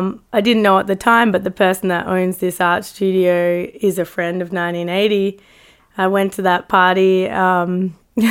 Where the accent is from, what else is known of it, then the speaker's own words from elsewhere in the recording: Australia; Australia, mate.